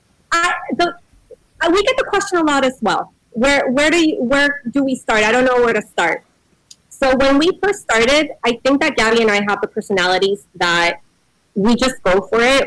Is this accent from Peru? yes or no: yes; Peru; I'm Peruvian